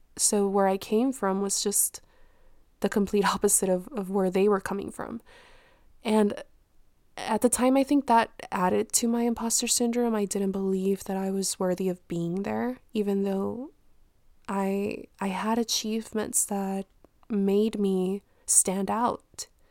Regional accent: Mexico; moved away; where I was born in Mexico

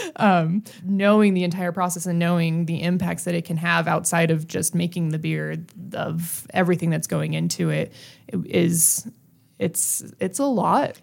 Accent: Brighton, Colorado, United States; I grew up in Brighton

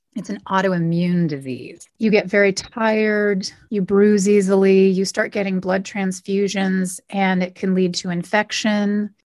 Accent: Oakhurst, California, United States; moved away as an adult; now in Los Angeles, United States; So they found a place in Oakhurst, which is an hour north, and a little house. That's where my brother and I were raised.

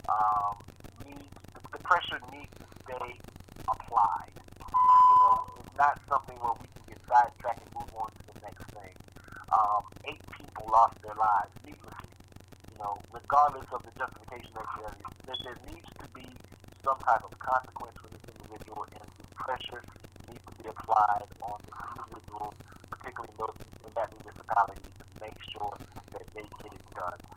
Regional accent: Georgia, United States; also born or lived in South Carolina; I grew up in Georgia. I um my family from my family's from South Carolina, so I, I'm I'm well aware of the attitudes um, of, of, of my home state and the region in general.

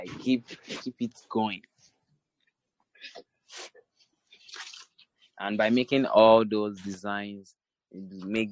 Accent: Nigeria; I'm from Africa. That is Nigeria.

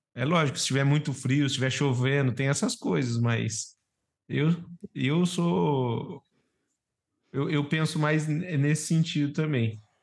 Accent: Brazil; eu como brasileiro

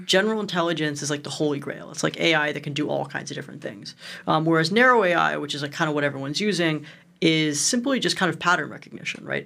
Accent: Cleveland, Ohio, United States; I grew up in Cleveland, one of the most interesting places in the entire

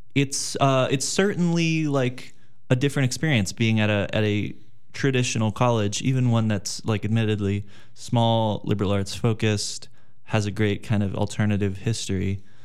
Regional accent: Los Angeles, California, United States; moved away as an adult; I'm from Los Angeles, California

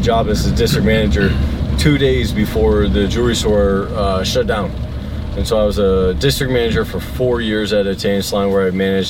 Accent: southeast Michigan, United States; now in Colorado, United States; No, Michigan. I grew up in Michigan.

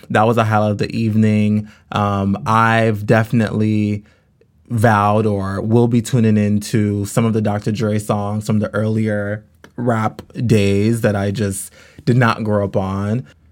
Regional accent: Los Angeles, California, United States; I grew up in California. Um, actually, I grew up in South Central L

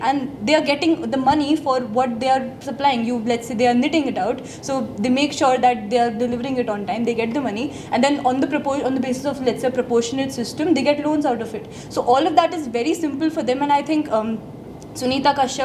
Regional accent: Nainital, Uttarakhand, India; Nainital, which is my hometown

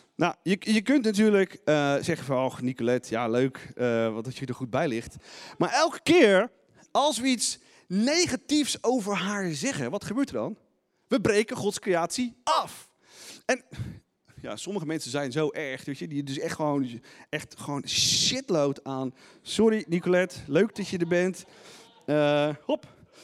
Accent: Netherlands; als Nederlanders

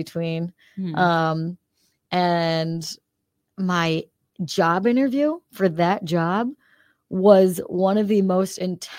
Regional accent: Queensbury, New York, United States; I'm from Queensbury, which is like right near there.

